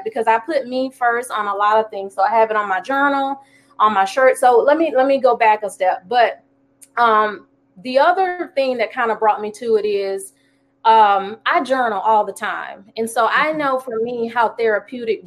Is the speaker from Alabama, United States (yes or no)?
yes; Alabama, United States; moved away as an adult; now in Jacksonville, United States; I'm from Alabama, here in Jacksonville, due to the Navy